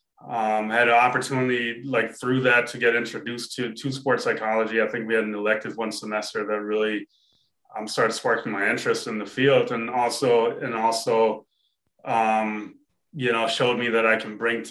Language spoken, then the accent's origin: English; Germany; I grew up in Germany